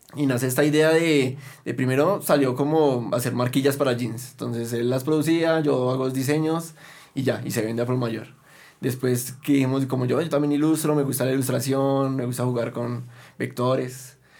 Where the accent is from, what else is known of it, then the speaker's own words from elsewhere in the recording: Bogotá, Bogotá Capital District, Colombia; nos representara como bogotanos